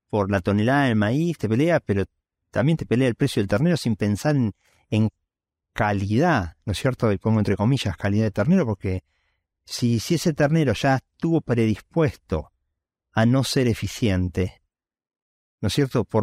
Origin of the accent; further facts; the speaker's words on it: Venado Tuerto, Santa Fe, Argentina; yo soy de Argentina, eh, mi papá ingeniero químico cada dos años se mudaba a todas partes eh, lo cual hizo que tuviera posibilidad de, cuando llegué a la secundaria, irme a vivir con mis abuelos en Venado Tuerto, y yo digo que soy originario de Venado Tuerto.